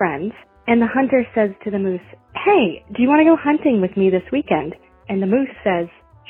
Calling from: Valdez, Alaska, United States; I'm calling from Valdez, Alaska

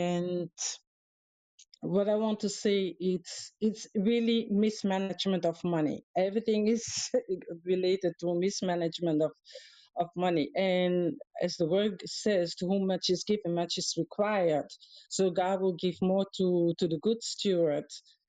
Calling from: Canary Islands, Spain; I'm calling in from Gran Canaria, which is the Canary Islands.

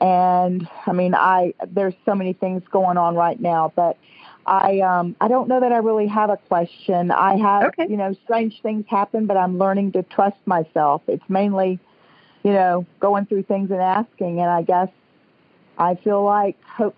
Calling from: St. Augustine, Florida, United States; I'm calling from St. Augustine, Florida.

